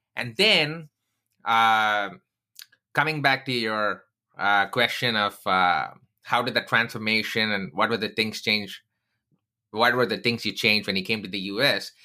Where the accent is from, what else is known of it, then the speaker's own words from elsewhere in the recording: Chennai, Tamil Nadu, India; moved away; I grew up in Chennai